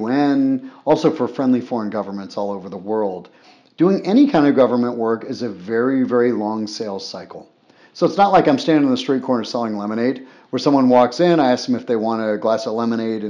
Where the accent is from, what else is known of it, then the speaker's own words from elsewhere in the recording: Boca Raton, Florida, United States; moved away as an adult; also born or lived in Afghanistan; I grew up in Boca Raton, Florida